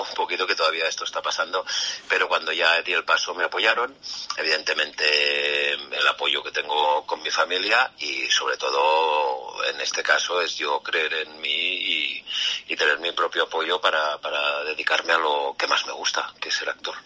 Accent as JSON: {"language": "Spanish", "town": "Calella", "region": "Catalonia", "country": "Spain", "tie": "born or raised there", "also_born_or_lived": "Barcelona", "moved": "as an adult", "lives_now": "Madrid, Spain", "said": "Yo soy de Calella, Barcelona, de un pueblecito ahí"}